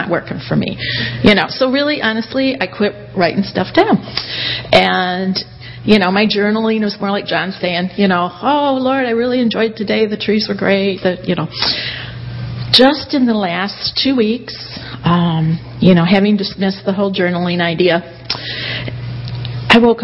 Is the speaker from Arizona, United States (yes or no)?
no; Kalamazoo, Michigan, United States; moved away as an adult; now in Somerville, United States; I'm from Kalamazoo. So good to be back here, you guys. This is still home. Yeah, we moved down to Somerville about a year ago